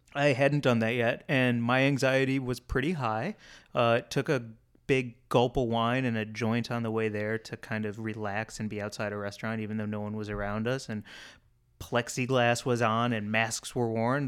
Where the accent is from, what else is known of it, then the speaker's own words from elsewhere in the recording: St. Louis, Missouri, United States; moved away; growing up in Saint Louis, one of the fast food restaurants we always, always went